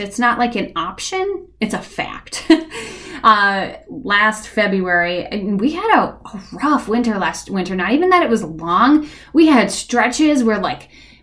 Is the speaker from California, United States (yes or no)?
no; Minnesota, United States; I grew up in Minnesota. Like, I've been here for 35 years